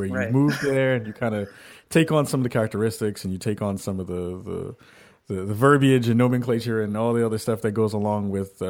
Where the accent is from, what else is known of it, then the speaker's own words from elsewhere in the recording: New York City, New York, United States; I grew up in a rough neighborhood.